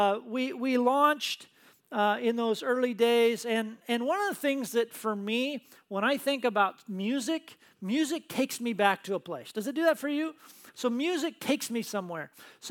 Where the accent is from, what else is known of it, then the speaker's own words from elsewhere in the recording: Tacoma, Washington, United States; Lisa and I grew up in the Tacoma area